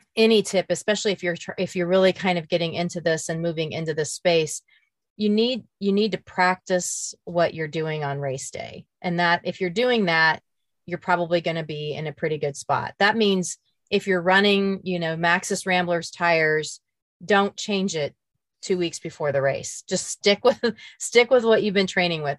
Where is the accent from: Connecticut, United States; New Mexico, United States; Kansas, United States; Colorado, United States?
Kansas, United States; Emporia; my hometown of, of Emporia, Kansas